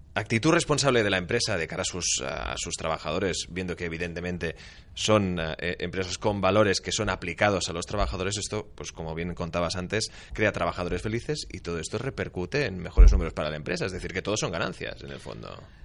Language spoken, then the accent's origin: Spanish; Spain